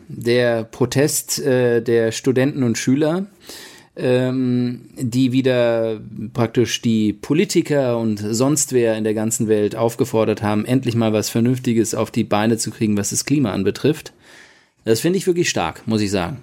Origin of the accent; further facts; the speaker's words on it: Mainz, Rhineland-Palatinate, Germany; moved away as an adult; now in Portugal; Mainz ist ja, wo ich aufgewachsen bin, ist, ist natürlich auch weiterhin eine Heimat